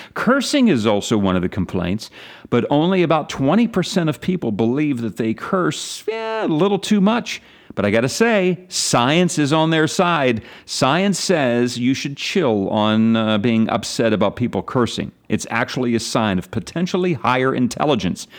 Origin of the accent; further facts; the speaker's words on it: Pennsylvania, United States; my home state